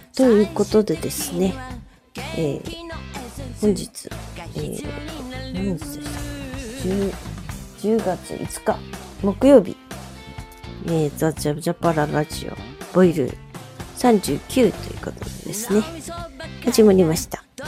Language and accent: Japanese; Okayama, Japan; moved away; 私実家に帰ってきたんですよ実家は岡山なんですけれども